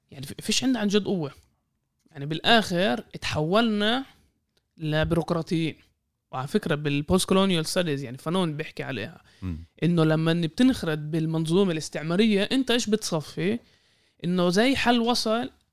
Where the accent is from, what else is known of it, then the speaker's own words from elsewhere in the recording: Israel; كفلسطينيين في الداخل